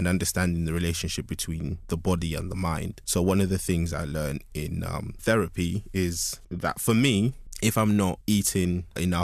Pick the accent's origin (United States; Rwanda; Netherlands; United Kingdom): United Kingdom; British Zambian, England; me specifically, as a British Zambian